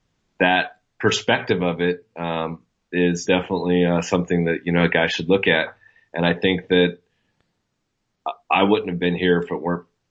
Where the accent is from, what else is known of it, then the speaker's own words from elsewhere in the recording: Coos Bay, Oregon, United States; accent: Coos Bay lingo; I come from the Oregon coast, and we have a different education system out here